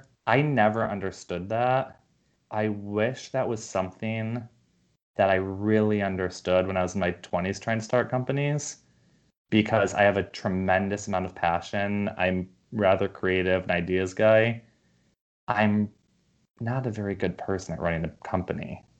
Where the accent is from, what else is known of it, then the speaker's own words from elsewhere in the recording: New York, United States; also born or lived in Los Angeles; now in San Francisco, United States; I grew up in New York and I lived in LA and now San Francisco.